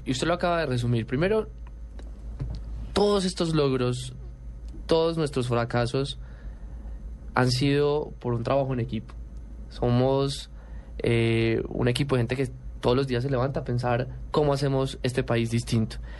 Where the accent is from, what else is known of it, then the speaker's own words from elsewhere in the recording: Colombia; somos los únicos colombianos